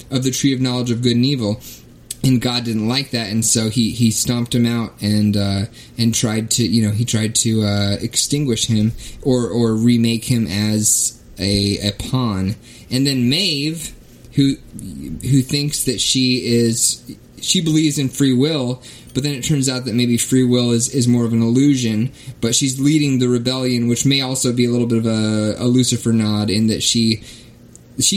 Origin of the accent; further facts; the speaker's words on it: Kentucky, United States; also born or lived in Kansas; now in Minnesota, United States; I was born and raised in the Bible Belt in Kentucky, and then my family moved to Kansas